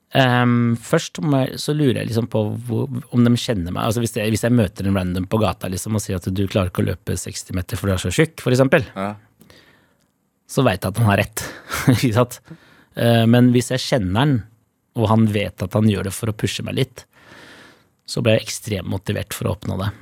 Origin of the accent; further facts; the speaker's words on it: Oslo, Norway; jeg er fra Holmlia